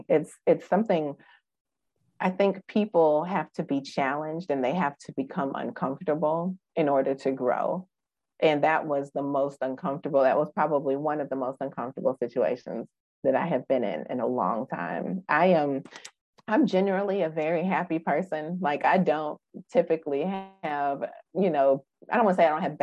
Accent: Wisconsin, United States; now in Memphis, United States; I'm from Wisconsin.

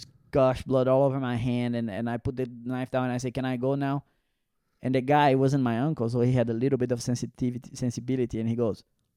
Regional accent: Brazil; now in Zurich, Switzerland; it's so different growing up in Brazil

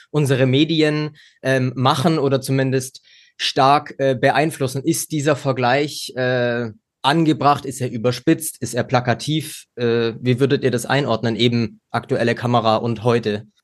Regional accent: West Germany, Germany; Also ich kenne das als äh, Wessi, der auch nach den 90er Jahren geboren ist

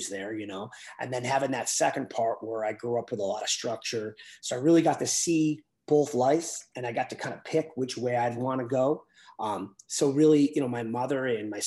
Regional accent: Buffalo, New York, United States; I grew up in the city. I grew up in Buffalo

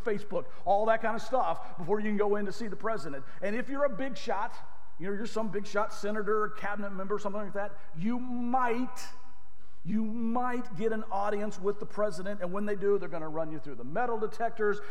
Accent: the South, United States; moved away; I grew up in the South. This is an "all y'all" kind of thing

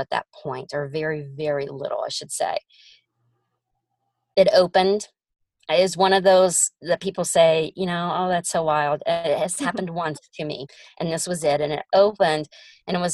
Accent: Ohio, United States; moved away as an adult; now in Oklahoma, United States; I'm from Ohio

